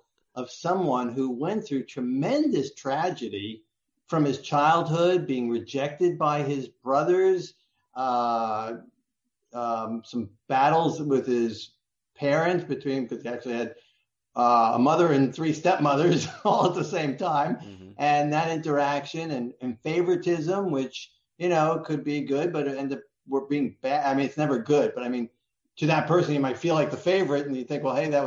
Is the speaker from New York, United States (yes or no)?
yes; New York City, New York, United States; now in Florida, United States; I grew up in America, in New York City, with a Jewish family